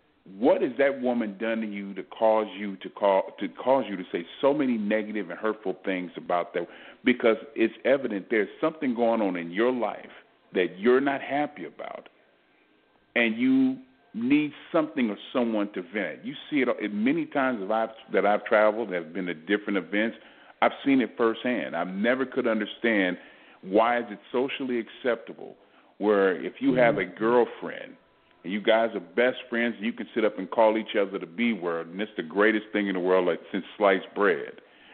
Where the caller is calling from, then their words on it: Texas, United States; I'm calling from Texas.